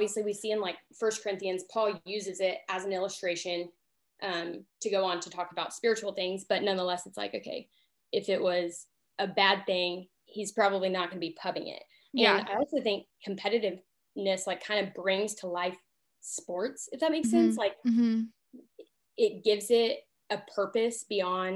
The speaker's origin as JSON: {"language": "English", "town": "Oklahoma City", "region": "Oklahoma", "country": "United States", "also_born_or_lived": "Kansas", "moved": "as an adult", "said": "I'm from Oklahoma City. Grew up just playing sports, family, things like that."}